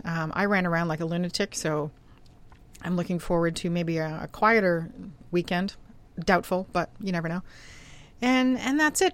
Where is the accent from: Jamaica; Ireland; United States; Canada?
Canada; I'm a Canadian girl